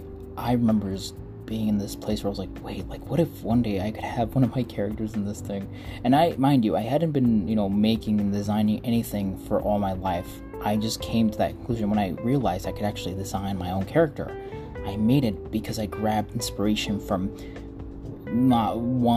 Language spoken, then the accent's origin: English; Mexico; English is a second language; moved away; I was born in Mexico. I came here, and I'm an immigrant.